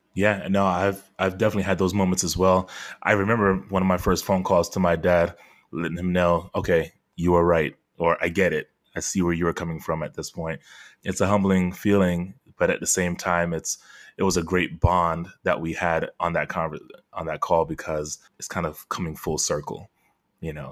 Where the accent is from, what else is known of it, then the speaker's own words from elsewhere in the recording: Fort Lauderdale, Florida, United States; also born or lived in Queens, New York; I was born in Queens, New York, but raised in Fort Lauderdale